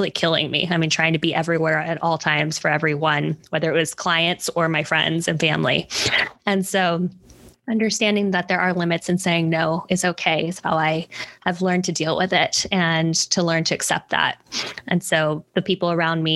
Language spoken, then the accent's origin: English; Hawaii, United States; moved away; I was actually in Hawaii, where I'm originally from